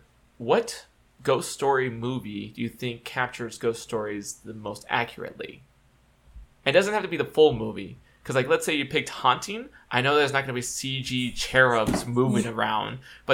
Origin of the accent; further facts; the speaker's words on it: California, United States; I'm a Californian, born and raised in California